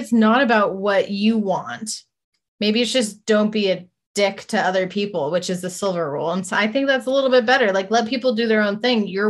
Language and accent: English; Snohomish, Washington, United States; I'm, you know, I grew up in Snohomish